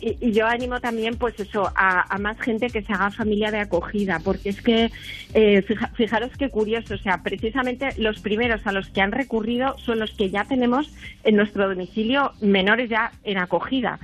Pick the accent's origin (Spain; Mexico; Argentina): Spain; nací en España